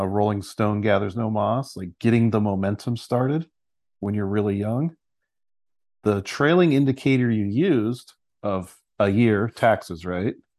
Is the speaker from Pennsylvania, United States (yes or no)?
no; San Luis Obispo, California, United States; I'm from, originally from San Luis Obispo, California